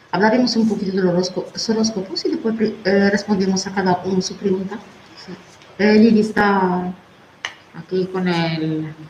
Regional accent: Jerez, Andalusia, Spain; Yo soy de Jerez.

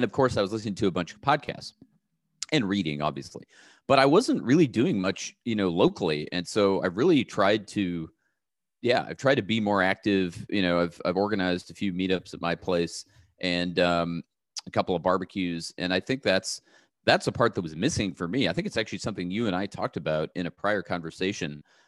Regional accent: Pasadena, California, United States; I grew up in the Los Angeles area, Pasadena area, which is, you know, not that far from where I am right now.

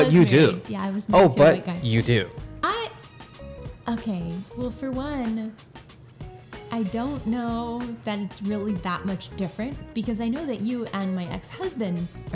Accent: South Florida, United States; I'm from South Florida for the most part

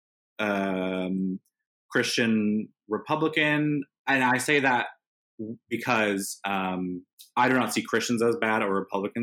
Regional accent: Indiana, United States; growing up in Indiana

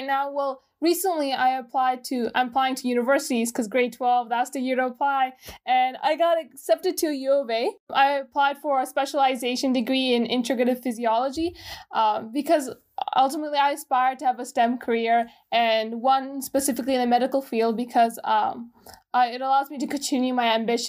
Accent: Gujrat, Punjab, Pakistan; born there; also born or lived in Dubai, United Arab Emirates; I was born in Gujarat, Pakistan in 2003. And where I was raised, that's a little bit complicated. So I lived in Dubai, United Arab Emirates for a couple of years.

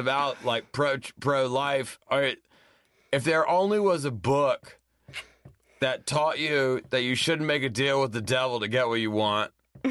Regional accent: Alabama, United States; moved away; also born or lived in Atlanta, Georgia; I'm born in Alabama. I went to high school and college in Atlanta, though.

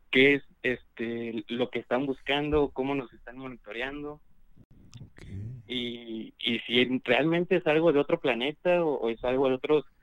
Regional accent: Veracruz, Mexico; De Veracruz.

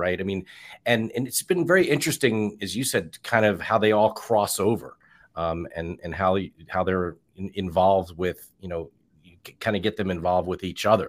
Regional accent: Philadelphia, Pennsylvania, United States; I'm from Philadelphia

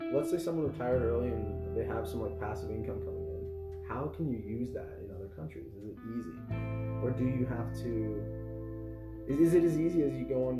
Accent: Canada; I'm very Canadian

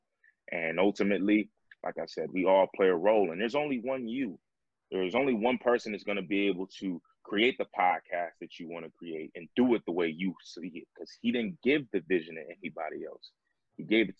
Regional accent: New York, United States; now in Atlanta, United States; my home state. I'm now living in Atlanta. But I was in Buffalo, New York

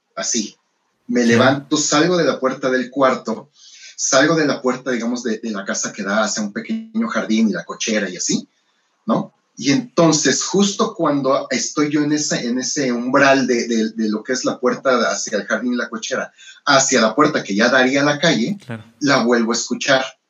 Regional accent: Mexico

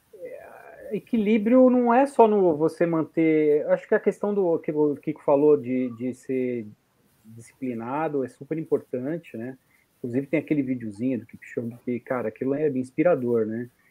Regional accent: São Paulo, Brazil; eu sou paulistano

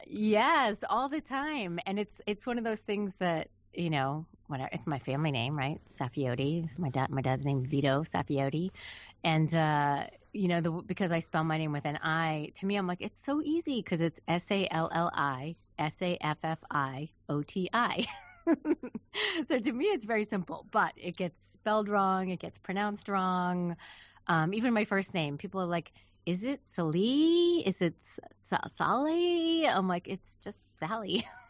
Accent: New York, United States; moved away as an adult; now in Los Angeles, United States; I'm from New York. Um, I was living in New York City right after I graduated high school

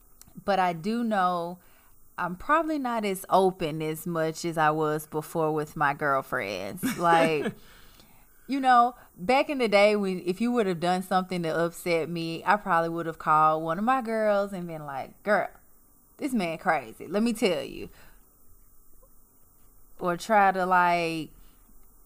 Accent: Memphis, Tennessee, United States; accent: southern twang; moved away as an adult; now in Los Angeles, United States; we're originally from Tennessee.

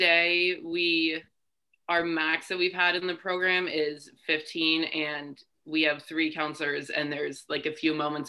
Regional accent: Rutland, Vermont, United States; moved away as an adult; now in Burlington, United States; I'm a senior at UVM. I'm originally from Rutland, Vermont, living up in Burlington now, studying.

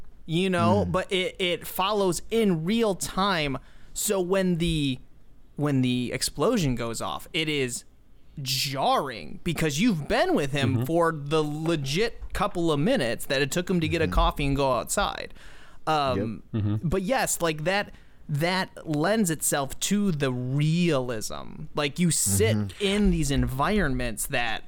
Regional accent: Midwest, United States; I'm such a Midwesterner.

